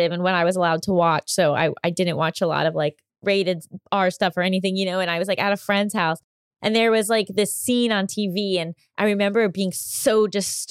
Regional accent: Westchester, New York, United States; I grew up in Westchester, New York, and we went to Broadway all the time growing up

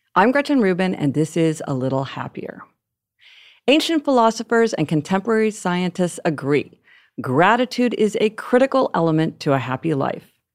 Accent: Kansas City, Missouri, United States; now in New York City, United States; I grew up in Kansas City, Missouri, and when I was a child, I rarely heard anyone speak a language other than English.

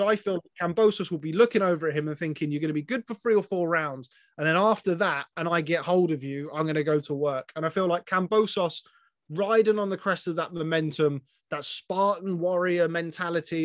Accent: England, United Kingdom; I'm an Englishman

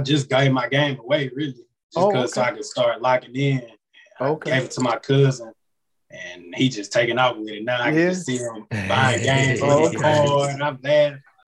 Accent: Willis, Texas, United States; also born or lived in The Woodlands, Texas; Originally from Willis, Texas. I moved to the Woodlands around 9th grade.

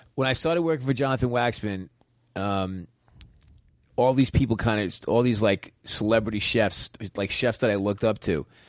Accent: New York, United States; I'm a New Yorker

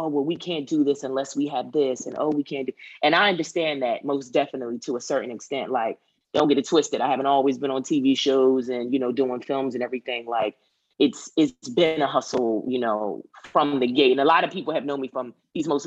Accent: Philadelphia, Pennsylvania, United States; now in Los Angeles, United States; I grew up in Philly

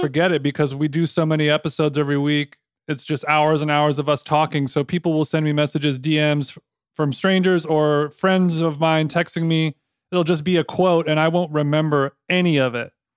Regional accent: Orange County, California, United States; also born or lived in Los Angeles; I'm from Orange County, California, and then I moved to L A, early twenties.

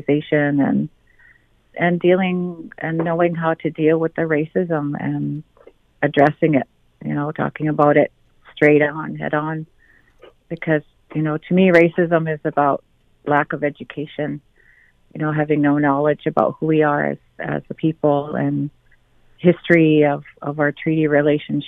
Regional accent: Six Nations, Ontario, Canada; As Haudenosaunee women, where I come from Six Nations

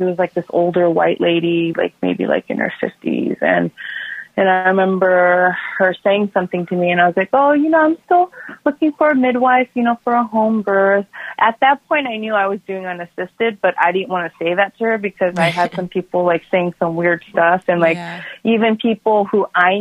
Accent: South Korea; moved away; I'm from South Korea

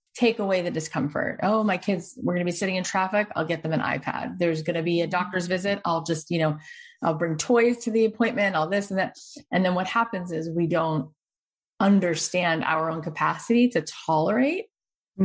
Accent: Boca Raton, Florida, United States; moved away; I grew up in Boca

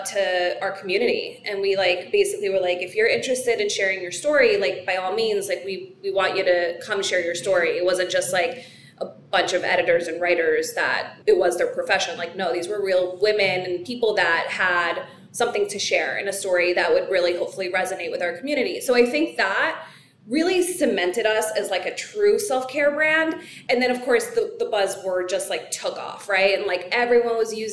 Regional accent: New York City, New York, United States; as a New Yorker

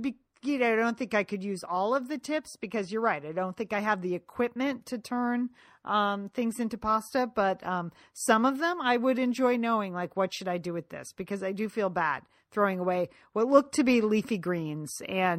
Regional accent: Connecticut, United States; I am from Connecticut, and sometimes my mouth doesn't move in ways other people's mouth moves.

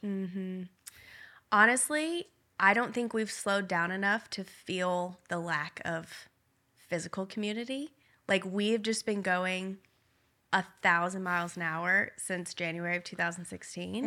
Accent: Nashville, Tennessee, United States; moved away as an adult; we grew up in Nashville.

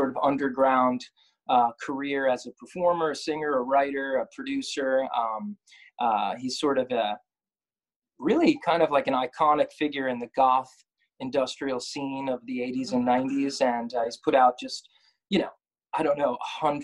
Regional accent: New Jersey, United States; also born or lived in Brooklyn, New York / Manhattan, New York; Born in Brooklyn, but I grew up in North Jersey, moved back here a few years ago

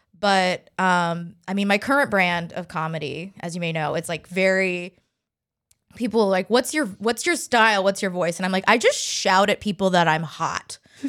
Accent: the South, United States; I'm from the South too, so that's a big thing.

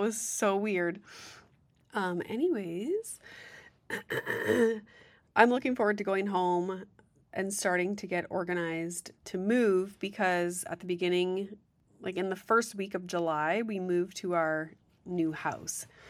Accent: Sudbury, Ontario, Canada; also born or lived in Guelph; I'm from Sudbury.

